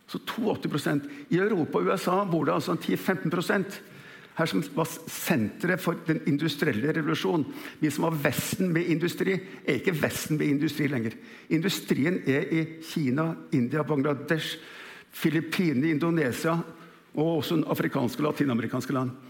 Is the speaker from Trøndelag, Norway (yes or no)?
no; Kjeller, Akershus, Norway; Så vokste jeg opp senere ved Kjeller flyfabrikk. Vi hadde, vi hadde tjenestebolig innpå fabrikken.